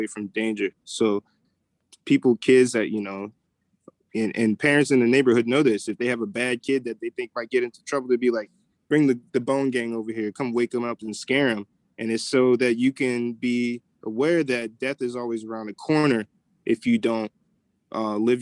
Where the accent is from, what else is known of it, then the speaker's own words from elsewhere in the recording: New Orleans, Louisiana, United States; I'm from New Orleans